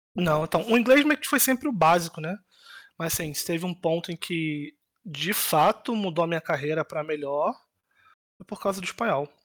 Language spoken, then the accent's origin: Portuguese; Rio de Janeiro, Brazil; moved away as an adult; now in Poland; Eu Nasci e cresci basicamente minha vida inteira no, no Rio de Janeiro, né, de governador